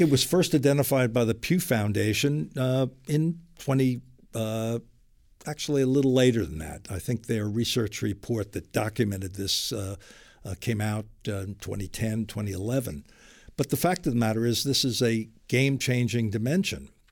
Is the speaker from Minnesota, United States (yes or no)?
no; New York City, New York, United States; moved away as an adult; also born or lived in New England / California / Los Angeles / San Diego; now in Washington, United States; I was born and raised in Brooklyn, New York, and educated in New England